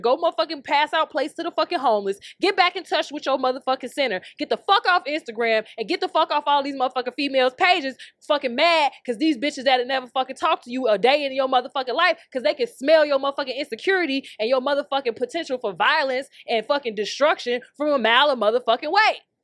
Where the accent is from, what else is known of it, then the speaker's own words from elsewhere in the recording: Chicago, Illinois, United States; We grew up in Chicago.